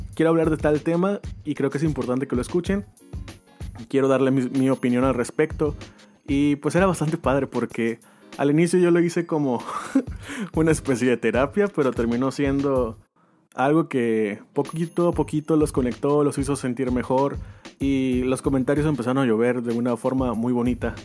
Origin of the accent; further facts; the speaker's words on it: Mazatlán, Sinaloa, Mexico; also born or lived in Guasave, Sinaloa; soy de aquí de Mazatlán, nacido en Guasave, Sinaloa